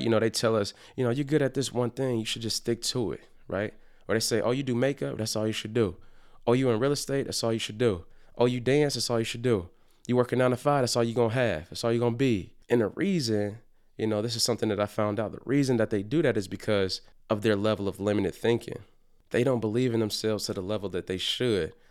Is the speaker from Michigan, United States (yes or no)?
yes; Detroit, Michigan, United States; growing up in Detroit